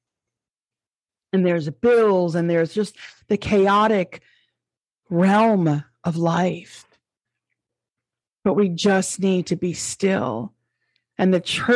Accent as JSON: {"language": "English", "area": "Long Island", "region": "New York", "country": "United States", "accent": "New York", "moved": "yes", "said": "my New York accent"}